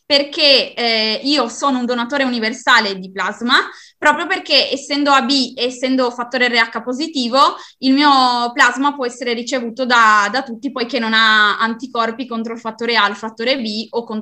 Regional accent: Fagagna, Friuli-Venezia Giulia, Italy; Io vengo da Fagagna, in provincia di Udine.

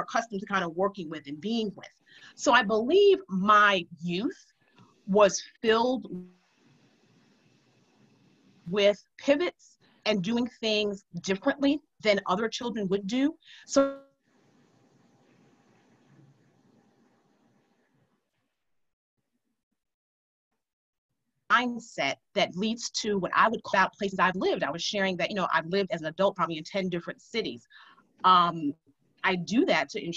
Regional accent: New York City, New York, United States; I grew up in Harlem, and I'm going to just be clear, the old Harlem, not the new Harlem

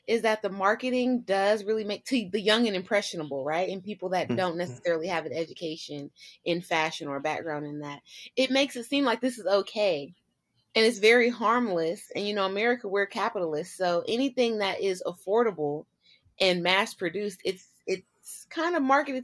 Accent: United States

